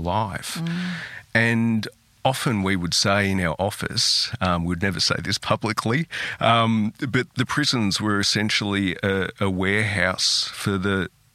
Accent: Australia; also born or lived in Italy; growing up in a country town

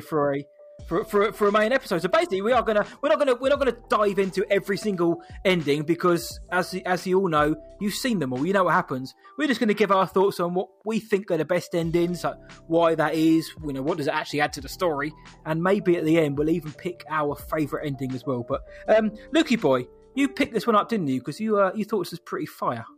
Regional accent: United Kingdom; we're British

